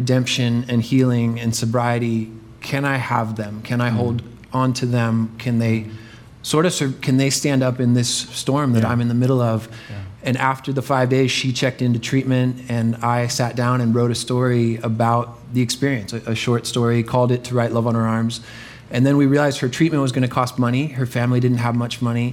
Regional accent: Florida, United States; I grew up in Florida

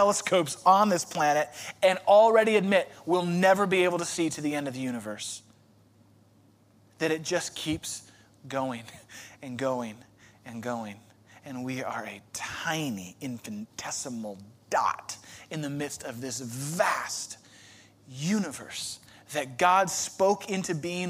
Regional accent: Chicago, Illinois, United States; moved away; I'm from Chicago

